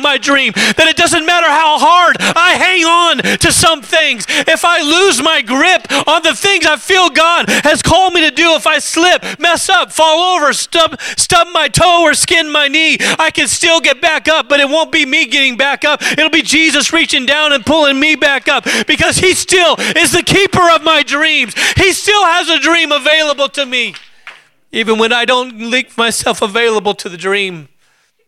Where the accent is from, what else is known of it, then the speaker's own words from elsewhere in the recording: Alaska, United States; I grew up in Alaska